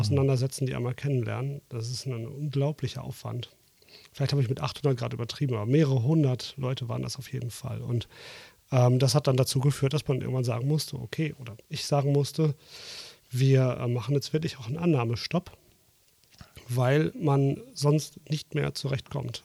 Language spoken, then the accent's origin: German; Dortmund, North Rhine-Westphalia, Germany; moved away; also born or lived in Hesse; Ich bin ja Großstädter. Ich komme aus Dortmund. Mhm. Ab und zu hört man es vielleicht ein bisschen raus.